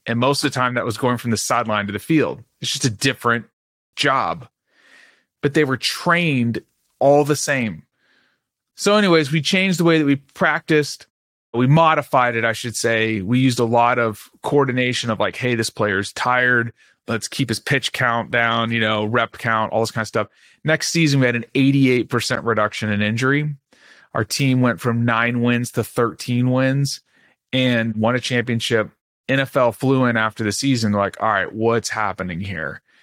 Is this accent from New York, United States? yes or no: no; Dallas, Texas, United States; I grew up in Dallas, Texas